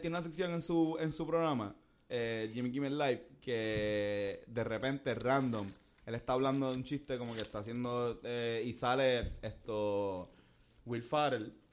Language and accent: Spanish; Puerto Rico; soy de Puerto Rico